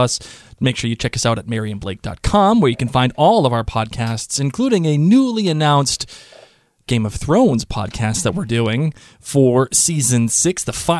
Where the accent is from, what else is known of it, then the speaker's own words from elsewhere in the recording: Rhode Island, United States; we're from Rhode Island